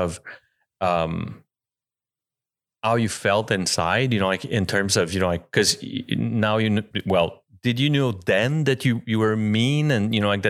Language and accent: English; California, United States; born or raised there; now in Utah, United States